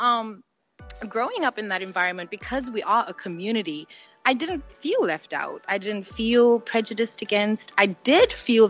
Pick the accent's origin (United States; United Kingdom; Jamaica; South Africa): South Africa; Port Elizabeth, Eastern Cape; when we moved to Port Elizabeth, we lived with my grandma and my grandpa for a while